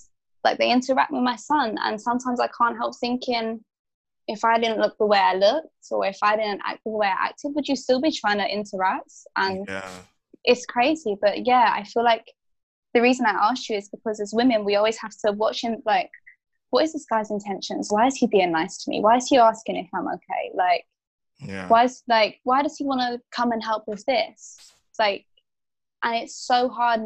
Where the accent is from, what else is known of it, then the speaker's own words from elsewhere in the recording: Essex, East of England, United Kingdom; I grew up just outside of London as well in a place called Essex